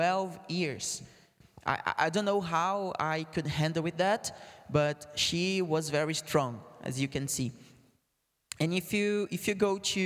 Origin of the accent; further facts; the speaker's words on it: Brazil; English is a second language; moved away; I'm from Brazil